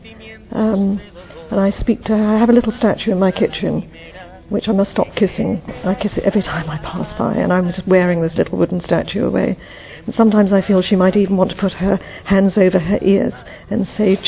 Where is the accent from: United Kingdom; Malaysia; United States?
United Kingdom; England; I'm from England.